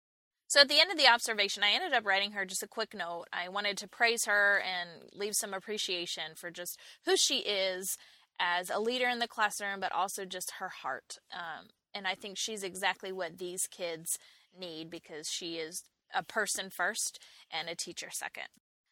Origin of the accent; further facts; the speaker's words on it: New York, United States; now in Charlotte, United States; And I can say that because I too was a Yankee at some point. I moved to Charlotte from New York about 10 years ago.